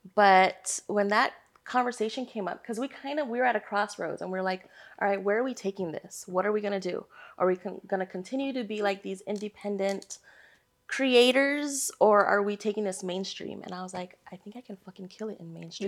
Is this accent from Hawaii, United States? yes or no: yes; Hawaii, United States; moved away; born and raised in Hawaii